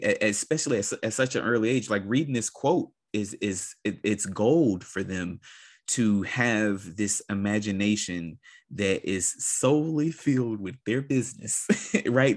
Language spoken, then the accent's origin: English; United States; as a Black person growing up in America